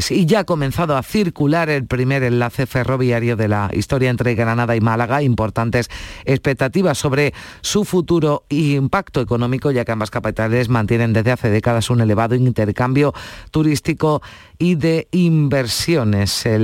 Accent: Portugal; Spanish is a second language; Yo soy portugués y, y merece pena vale a pena.

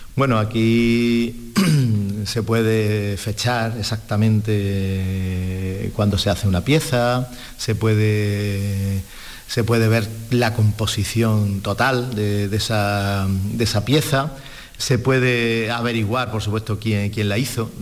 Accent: Córdoba, Andalusia, Spain; now in Seville, Spain; yo soy de Córdoba, entonces eh, no me voy a comparar, pero bueno, soy un Córdoba en Sevilla

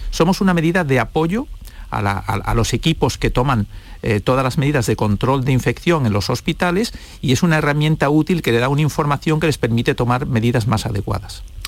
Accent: Spain

